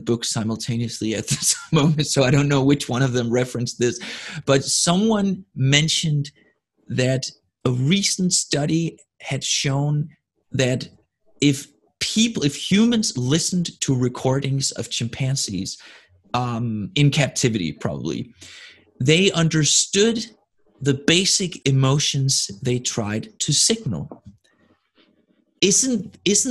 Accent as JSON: {"language": "English", "country": "Denmark", "first_language": "Danish", "second_language": "English", "said": "my first language, which is Danish"}